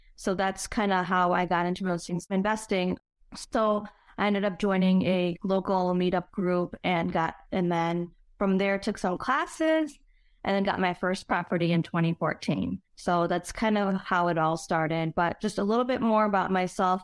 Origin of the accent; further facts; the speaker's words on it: Chicago, Illinois, United States; born and raised in Chicago